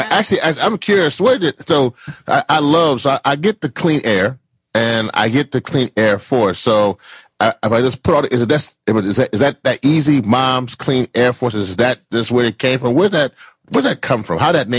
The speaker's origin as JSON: {"language": "English", "region": "the South", "country": "United States", "said": "I'm from the South, y'all."}